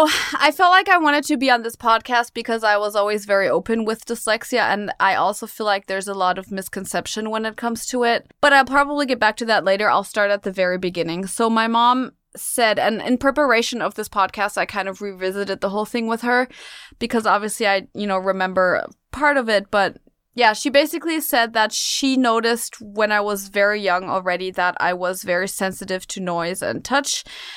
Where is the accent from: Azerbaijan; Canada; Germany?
Germany; Munich, Bavaria; now in New York City, United States; I was born and raised in Munich, Germany. I'm half American, though. My mom is American. And I'm now living in New York City again